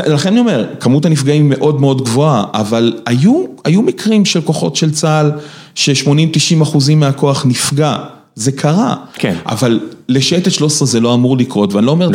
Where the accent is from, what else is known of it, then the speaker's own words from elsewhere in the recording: Rishon LeZion, Central District, Israel; אני גדלתי בראשון, אוקיי? בראשון אין טמפרטורות קיצוניות